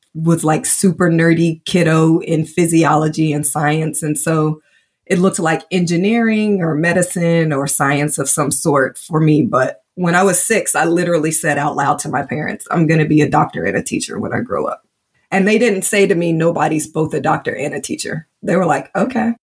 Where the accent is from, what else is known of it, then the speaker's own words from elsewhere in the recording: Indianapolis, Indiana, United States; now in Georgia, United States; growing up in Indianapolis, Indiana in the early 80s